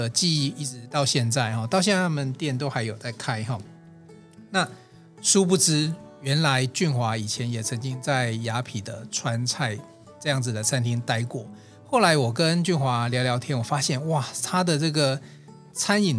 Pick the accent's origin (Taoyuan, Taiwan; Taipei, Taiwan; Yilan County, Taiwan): Taipei, Taiwan; moved away as an adult; now in Hsinchu, Taiwan; 我其实我从小在台北长大，那后来因为工作才到新竹。